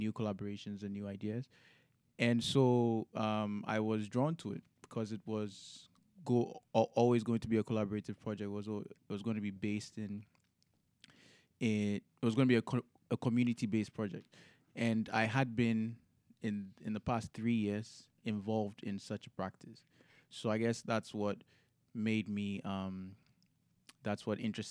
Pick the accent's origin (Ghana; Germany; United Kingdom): Ghana; moved away; I'm from Ghana